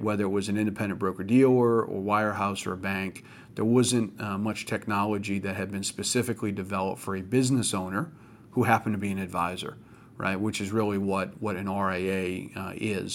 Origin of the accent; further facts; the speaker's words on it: Maine, United States; my home state of Maine